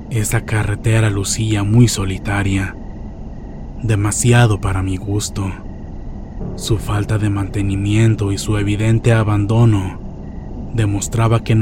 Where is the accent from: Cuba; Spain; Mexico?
Mexico; Jalisco; Nosotros somos originarios de Jalisco